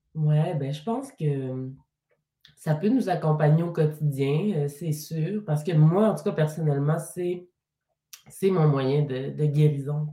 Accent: Mashteuiatsh, Quebec, Canada; je suis partie de ma communauté de Meshweat, mais je suis restée dans la région quand même

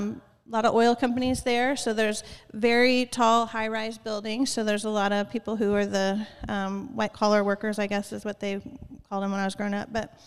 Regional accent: Midland, Texas, United States; moved away as an adult; now in Kansas City, United States; I had to leave Texas because it was my hometown, the whole state somehow.

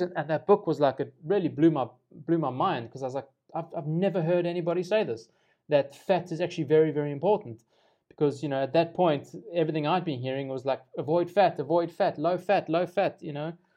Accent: South Africa; as a South African

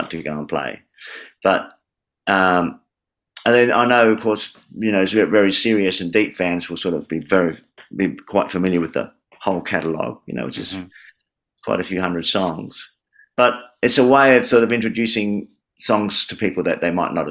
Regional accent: Adelaide, South Australia, Australia; now in Melbourne, Australia; Adelaide, an A song, my hometown

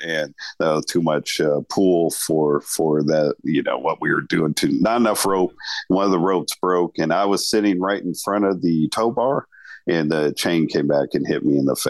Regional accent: Sacramento, California, United States; I'm from Sacramento, California. It's where I've lived my whole life

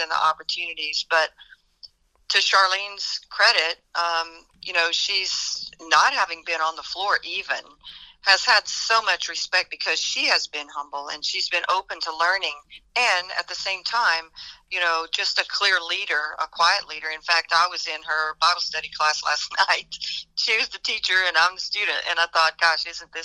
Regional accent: South Louisiana, United States; I grew up in South Louisiana in a really, really small town, maybe, I don't know, 1,500 people.

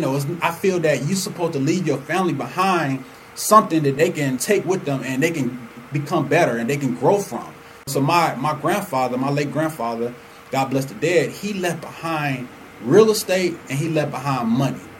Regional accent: Chicago, Illinois, United States; now in Atlanta, United States; I'm originally from Chicago. So my grandfather was the reason, and he was the financial backing behind my mom and dad moving us to Atlanta.

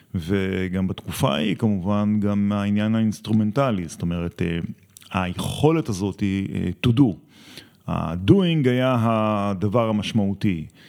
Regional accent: Gvulot, Southern District, Israel; אני גדלתי בקיבוץ גבולות

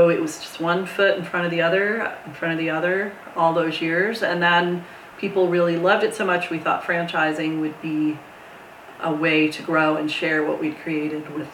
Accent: Lake Hopatcong, New Jersey, United States; also born or lived in Brooklyn, New York; I grew up in a small town in western New Jersey near Pennsylvania called Lake Hopatcong

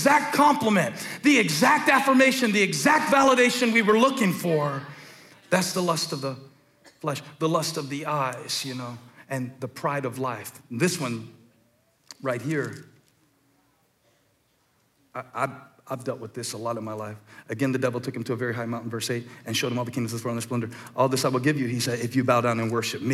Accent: the Carolinas, United States; I'm born and raised in the Carolinas, and I'm proud of where I'm from.

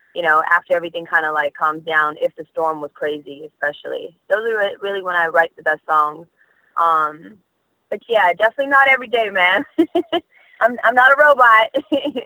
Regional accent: Australia; also born or lived in Malaysia / New York; now in United States; being born in Malaysia, growing up in Australia

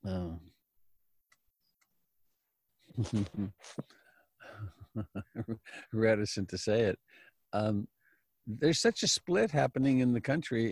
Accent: Canada; now in United States; even though I'm Canadian, my home is here.

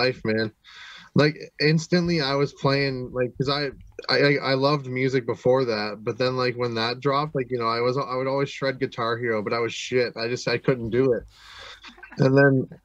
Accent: Mississauga, Ontario, Canada; also born or lived in Nova Scotia; I was born in Mississauga.

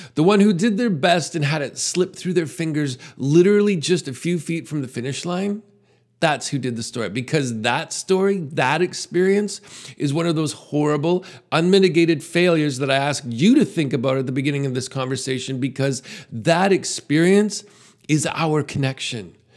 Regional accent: Canada; As a Canadian

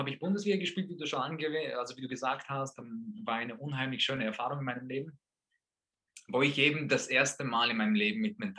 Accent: Vorarlberg, Austria; also born or lived in Poland; ich bin in Polen geboren und aufgewachsen bis sechs Jahre in Polen. Dann sind wir nach Österreich gekommen durch meinen Vater der Fußballprofi war und eben nach Österreich gekommen ist. Das war in Vorarlberg. Und dann sind wir hier aufgewachsen

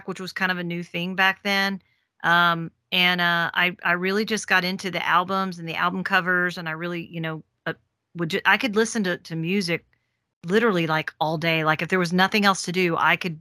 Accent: Memphis, Tennessee, United States; moved away; I'm from Memphis originally

